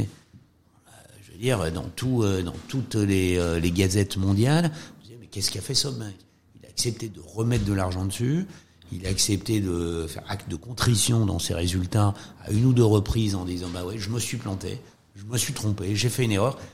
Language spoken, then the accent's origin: French; France; quand on est français, quand on vient du système français